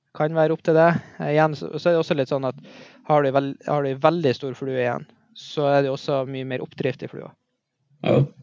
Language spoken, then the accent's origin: Norwegian; Mo i Rana, Nordland, Norway; Jeg eh, er født og oppvokst i Mo i Rana